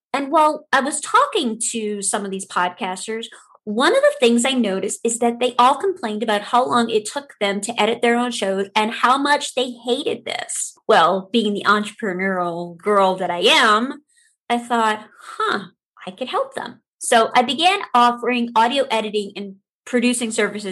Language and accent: English; New Orleans, Louisiana, United States; now in North Iowa, United States; I was born and raised in New Orleans, Louisiana